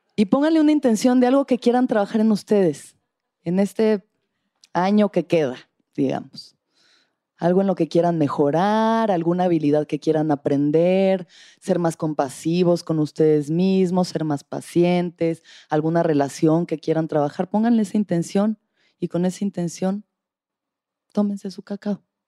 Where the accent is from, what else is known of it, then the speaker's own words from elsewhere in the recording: Mexico; soy mexicana